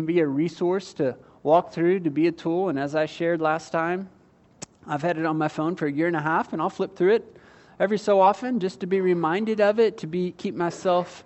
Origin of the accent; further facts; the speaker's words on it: United States; I was born and raised in the United States.